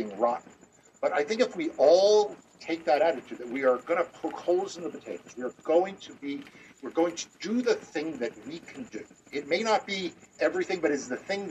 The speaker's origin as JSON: {"language": "English", "region": "New York", "country": "United States", "tie": "born or raised there", "said": "growing up in New York"}